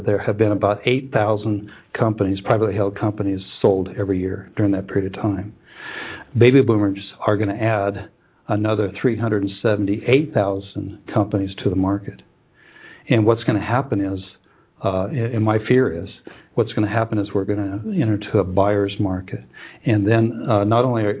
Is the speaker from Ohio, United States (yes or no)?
no; Huntington Beach, California, United States; I was born in Huntington Beach, California